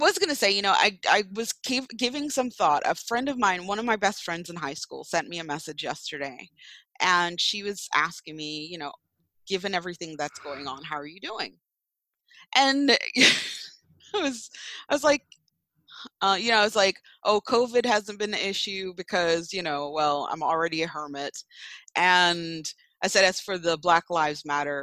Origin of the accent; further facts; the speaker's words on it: Jamaica; now in United States; I grew up in Jamaica.